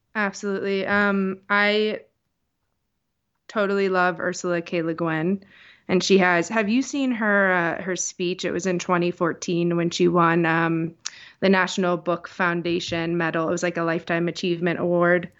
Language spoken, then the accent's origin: English; Scranton, Pennsylvania, United States; also born or lived in New York; I grew up here in Scranton, Pennsylvania